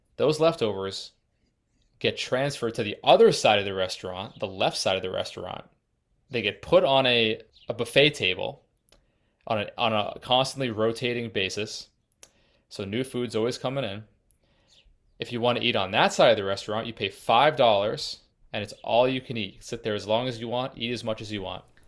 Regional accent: Massachusetts, United States; also born or lived in Colorado; I'm from Massachusetts and currently in Massachusetts

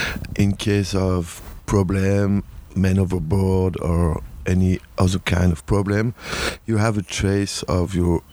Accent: France; I'm coming from France

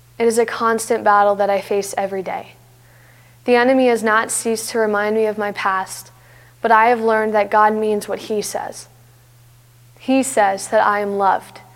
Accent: Canton, Ohio, United States; I was born and raised in Canton, Ohio, where I've been a part of First Friends Church for my entire life.

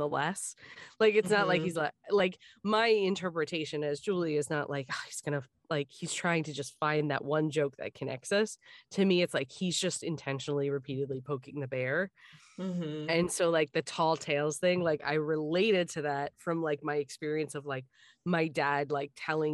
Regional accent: Richmond, Virginia, United States; accent: Southern; I grew up in the Richmond area, and the Southern dialect that, I acquired

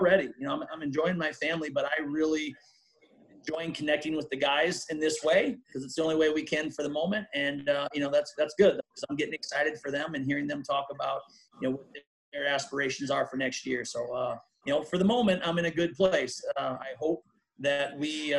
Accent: Humboldt, Iowa, United States; We're both from Humboldt, obviously a number of years apart, but both from Humboldt

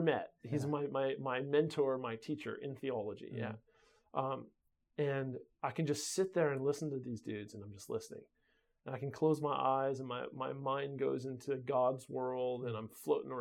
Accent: United States; moved away; We're from America

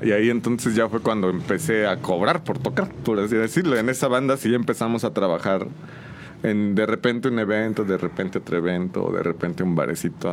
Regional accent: San Juan del Río, Querétaro, Mexico; Soy originario de aquí de San Juan del Río, de toda mi vida he vivido aquí en San Juan.

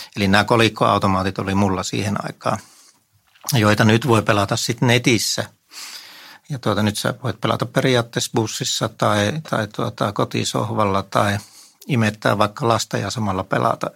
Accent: Vieremä, North Savo, Finland; now in Helsinki, Finland; mä oon Viremmältä kotoisin

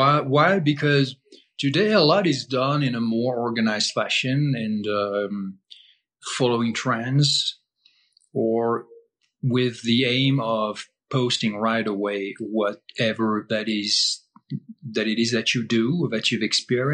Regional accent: Brittany, France; English is a second language; moved away; I grew up in France

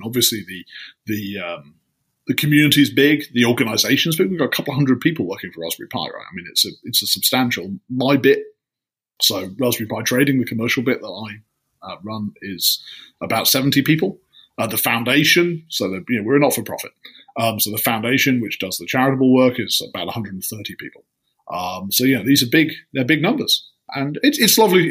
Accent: just outside Leeds, Yorkshire and the Humber, United Kingdom; I grew up just outside Leeds

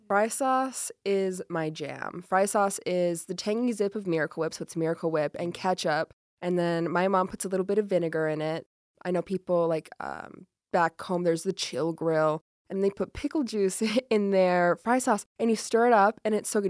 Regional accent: Rock Springs, Wyoming, United States; moved away; I'm from County Four, and it says it on our license plates

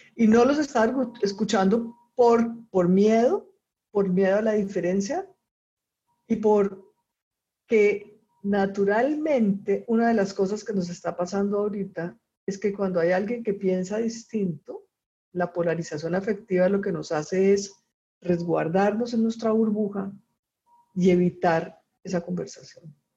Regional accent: Colombia; also born or lived in Costa Rica; now in Chile; soy colombiana y vivo en Chile ahora, pero antes de vivir en Chile vivía en Costa Rica.

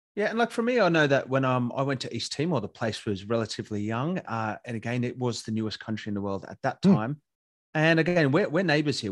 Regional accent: Katoomba, New South Wales, Australia; I grew up in Katoomba

